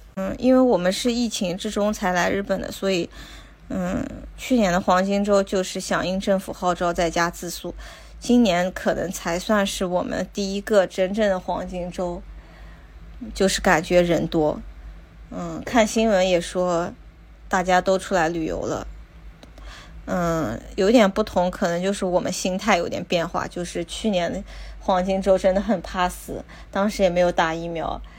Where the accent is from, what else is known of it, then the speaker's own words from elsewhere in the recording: China; now in Tokyo, Japan; 我们中国人